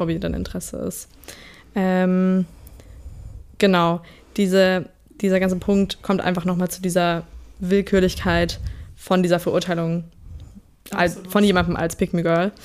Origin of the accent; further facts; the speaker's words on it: Southern Germany, Germany; moved away; wir kommen beide aus Süddeutschland